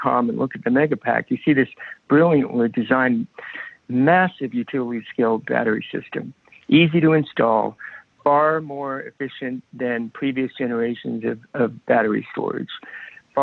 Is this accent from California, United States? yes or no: no; New York City, New York, United States; I grew up, I was born in New York City, and my schooling was there and lived there primarily during my childhood